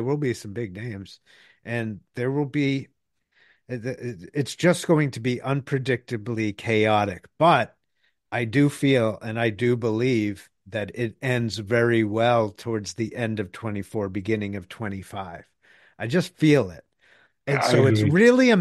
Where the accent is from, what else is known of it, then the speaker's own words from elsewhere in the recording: Boston, Massachusetts, United States; moved away; I grew up in Boston.